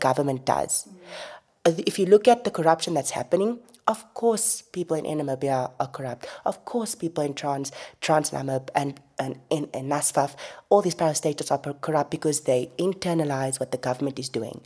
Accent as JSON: {"language": "English", "country": "Namibia"}